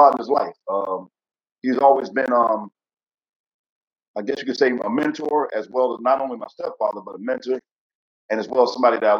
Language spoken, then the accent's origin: English; Jackson, Mississippi, United States; I grew up in Jackson, Mississippi.